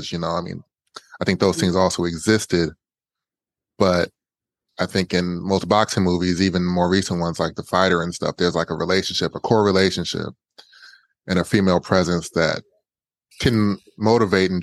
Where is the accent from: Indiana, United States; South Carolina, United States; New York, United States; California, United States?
Indiana, United States; also born or lived in Ohio; now in Los Angeles, United States; I'm from the Midwest, and I could have stayed in Ohio and or moved back to Indiana, where I'm actually from